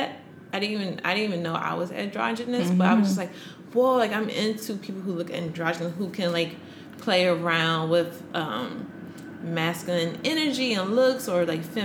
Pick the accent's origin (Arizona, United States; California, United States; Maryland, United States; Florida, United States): Maryland, United States; now in New York, United States; I'm from Maryland, the DMV area